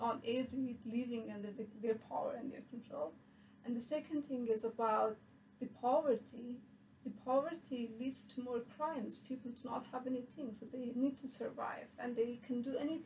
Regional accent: Bamyan, Afghanistan; moved away as an adult; now in United States; I'm from Afghanistan, and I'm from Bamyan, which is my hometown.

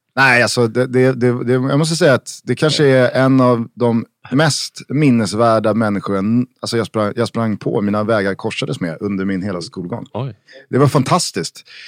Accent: Stockholm, Stockholm County, Sweden; vi är från Vällingby

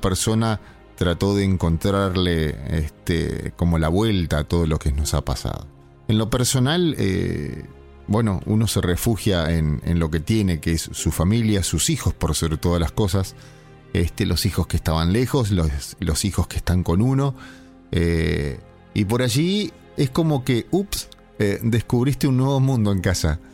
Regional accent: Argentina; nosotros como argentinos

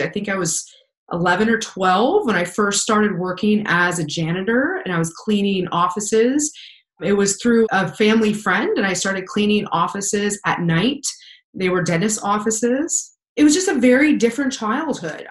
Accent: Pennsylvania, United States; also born or lived in Wyoming; we moved from Wyoming to Pennsylvania, and that's where I grew up for the majority of my childhood

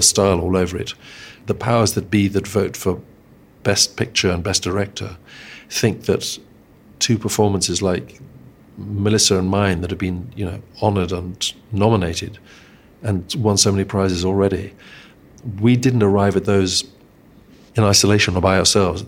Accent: Eswatini; where I grew up in Swaziland

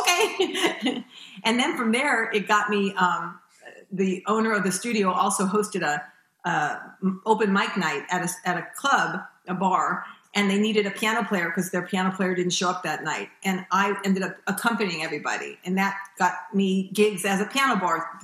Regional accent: Los Angeles, California, United States; moved away as an adult; also born or lived in New York; I was born in New York and raised in Los Angeles

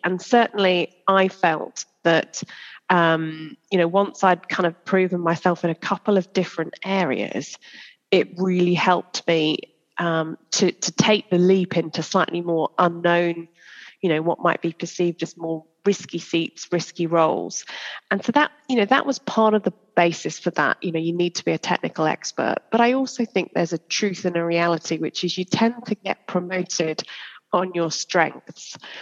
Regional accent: Church Stretton, West Midlands, United Kingdom; I grew up uh, in a little place called Church Stretton in Shropshire

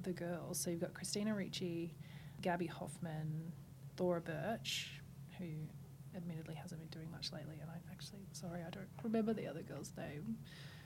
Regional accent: St George, Queensland, Australia; moved away; St. George, my hometown

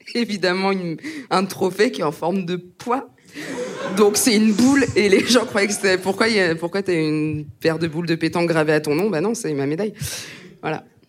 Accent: Aube, Grand Est, France; moved away; quand j'étais au collège, dans l'Aube, euh, là où j'ai grandi

